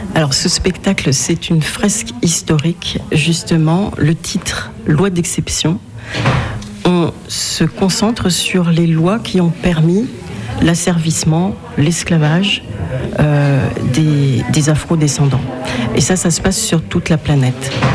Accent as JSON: {"language": "French", "country": "Benin", "said": "je viens du Bénin, donc d'Afrique de l'Ouest"}